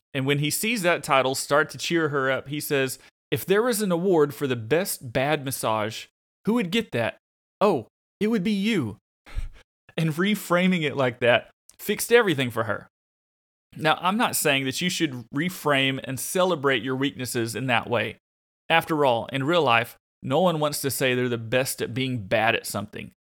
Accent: Arkansas, United States; I'm from Arkansas

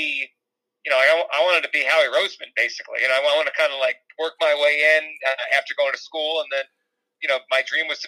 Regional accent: New Jersey, United States; I grew up in Jersey, Central Jersey, which exists.

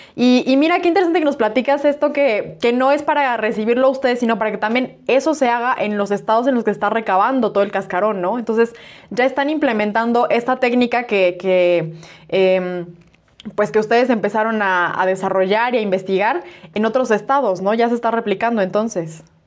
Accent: Toluca, State of Mexico, Mexico; yo soy, yo soy de Toluca

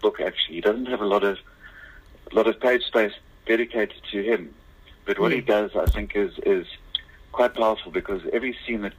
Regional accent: Lowveld, Mpumalanga, South Africa; the little town that I grew up near in the Lowveld.

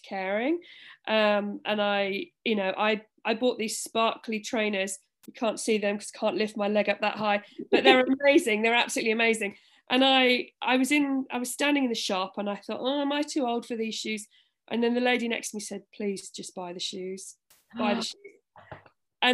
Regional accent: Orkney, Scotland, United Kingdom; I'm from Orkney

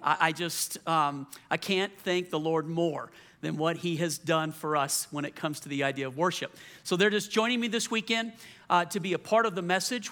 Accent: Louisiana, United States; moved away; also born or lived in Colorado; I'm from Louisiana, so I was used to the culture

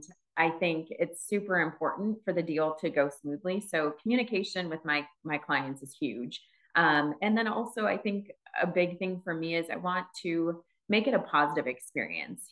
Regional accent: Wisconsin, United States; moved away as an adult; now in Phoenix, United States; I'm from Wisconsin originally

